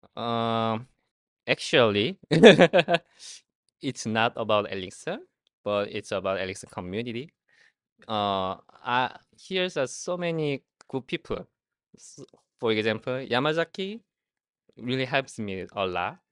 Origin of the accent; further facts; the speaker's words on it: Seoul, South Korea; English is a second language; I come from Seoul, Korea